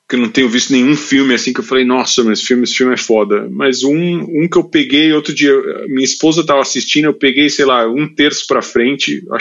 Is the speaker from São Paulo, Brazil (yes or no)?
yes; São Paulo, Brazil; Cara, eu nasci em São Paulo, eu nasci na Vila Mariana, depois vivi o resto da minha vida no Brasil, ali entre Santa Cecília e Genópolis